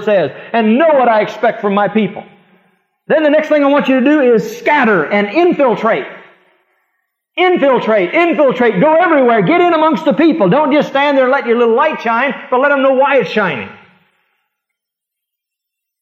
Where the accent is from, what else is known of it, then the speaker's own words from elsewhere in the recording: Fremont, United States; moved away; my little hometown in Fremont